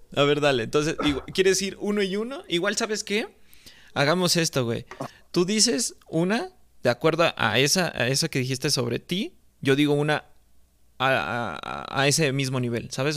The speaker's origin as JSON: {"language": "Spanish", "country": "Mexico", "said": "aquí en mi país"}